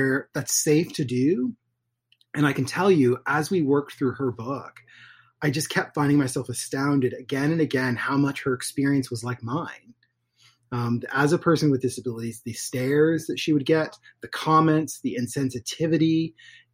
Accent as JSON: {"language": "English", "town": "Portland", "region": "Oregon", "country": "United States", "tie": "born or raised there", "said": "I was born in Portland, Oregon"}